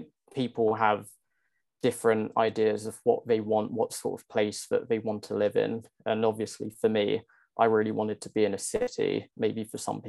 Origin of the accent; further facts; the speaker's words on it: Essex, East of England, United Kingdom; moved away as an adult; now in London, United Kingdom; So I grew up in Essex, just outside of London